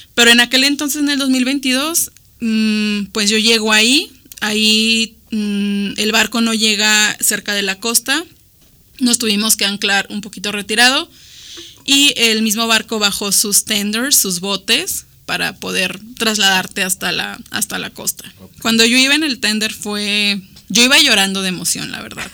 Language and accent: Spanish; Mexico; Nosotros como mexicanos